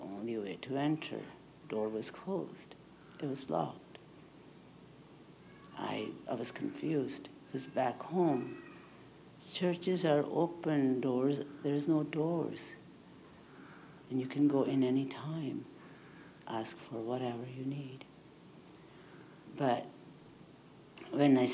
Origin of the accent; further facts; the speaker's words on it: India; now in Canada; I was born in India